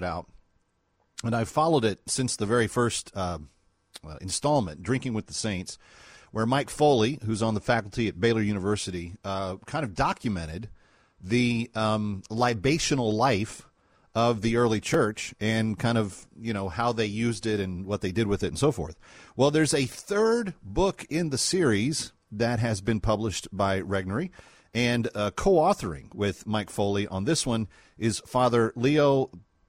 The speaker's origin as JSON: {"language": "English", "region": "Scotland", "country": "United Kingdom", "said": "as a Scot"}